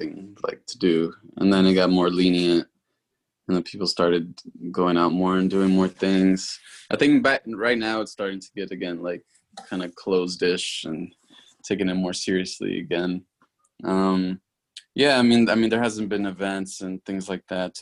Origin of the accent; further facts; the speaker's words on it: Dallas, Texas, United States; also born or lived in Pasto, Nariño, Colombia; I was born in Colombia, but, like, I grew up here in Dallas